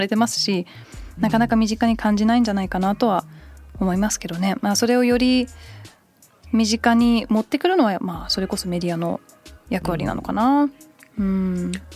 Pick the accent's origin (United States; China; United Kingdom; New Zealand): United Kingdom; 小1ぐらいの時にイギリスに移って